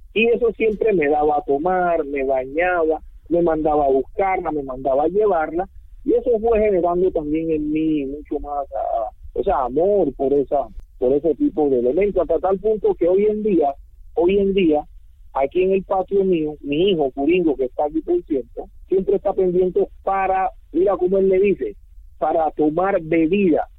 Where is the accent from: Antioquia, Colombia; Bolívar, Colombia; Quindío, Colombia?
Bolívar, Colombia; San Basilio de Palenque; first language Palenquero; Spanish is a second language; nací acá en Palenque, me crié en Palenque, vivo en Palenque